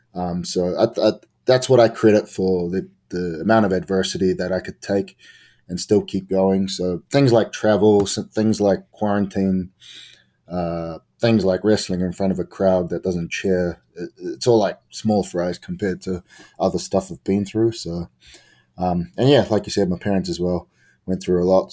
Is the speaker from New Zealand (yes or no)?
yes; New Zealand; I'm from New Zealand